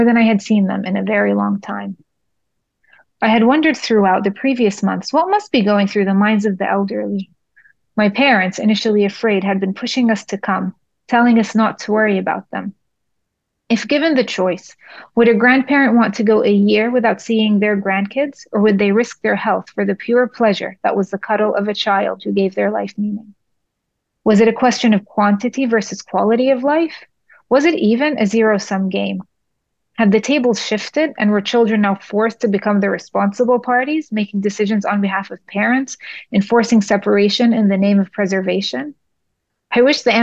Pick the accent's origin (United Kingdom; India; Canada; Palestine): Palestine; Jerusalem; moved away; I may have been an Israeli citizen on paper, but I was Palestinian by blood and birth